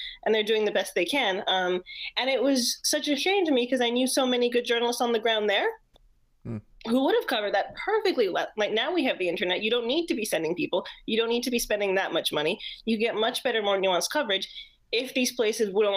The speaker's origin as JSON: {"language": "English", "country": "Jamaica", "also_born_or_lived": "New York", "moved": "as an adult", "said": "I'm actually from Jamaica. I am a Jamaican."}